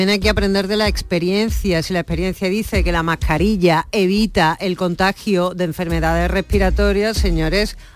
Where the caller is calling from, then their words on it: Seville, Andalusia, Spain; de Sevilla.